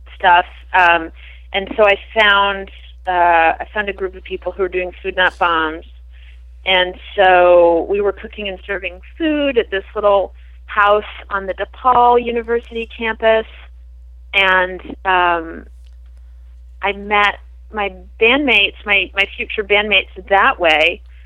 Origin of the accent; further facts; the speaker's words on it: Prince Edward Island, Canada; I grew up in on Prince Edward Island